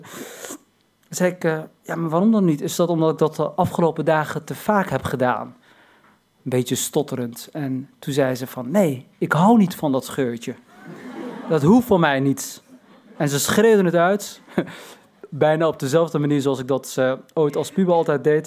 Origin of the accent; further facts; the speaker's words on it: Morocco; ik ben geen Turk, maar een Marokkaan